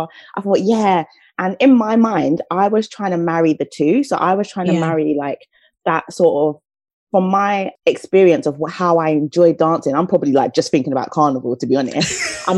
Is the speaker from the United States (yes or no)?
no; St. Lucia; now in United Kingdom; I'm from the Caribbean. I'm from a lovely island called St. Lucia. And so for me, growing up, like, music and dancing was just part of my upbringing